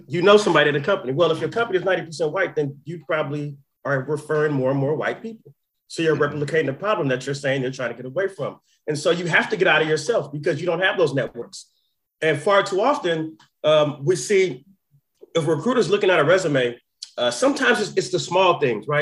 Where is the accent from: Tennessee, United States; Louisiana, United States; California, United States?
California, United States; Oakland; I'm from Oakland